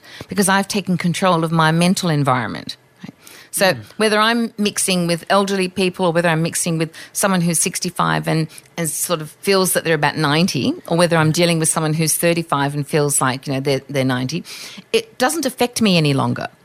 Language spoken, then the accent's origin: English; Australia; I'm Australian, so I have some colloquialisms.